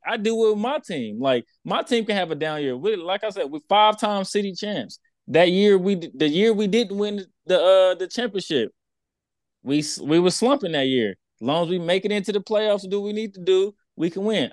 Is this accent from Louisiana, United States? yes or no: no; Texas, United States; I'm from Texas